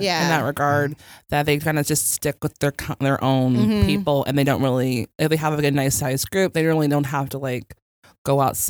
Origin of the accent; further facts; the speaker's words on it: Chicago, Illinois, United States; We're from Chicago, okay?